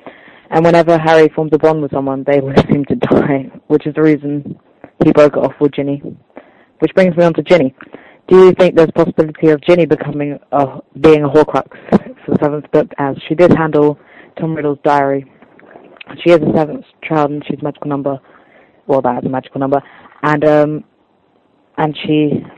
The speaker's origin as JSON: {"language": "English", "region": "London", "country": "United Kingdom", "said": "from London, England"}